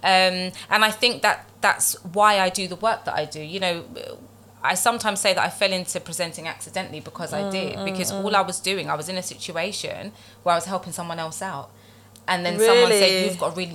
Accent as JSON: {"language": "English", "region": "London", "country": "United Kingdom", "tie": "born or raised there", "said": "I was born and raised in London, in the East End, actually"}